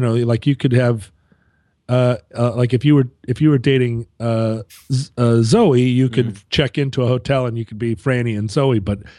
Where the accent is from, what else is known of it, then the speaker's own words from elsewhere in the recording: Alaska, United States; also born or lived in Llantrisant, Wales (ancestry); I am from Alaska.